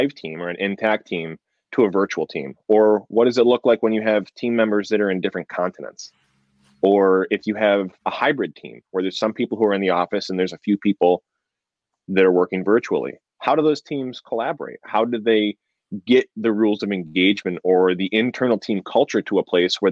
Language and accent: English; New York, United States; now in California, United States; I live in California. I'm from New York. My whole family is still in New York